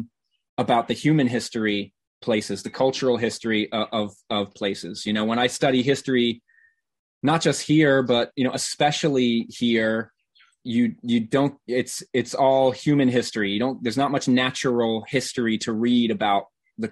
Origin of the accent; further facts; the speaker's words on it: Norfolk, Virginia, United States; now in Chicago, United States; I grew up in Virginia, in Southern Virginia, in Norfolk.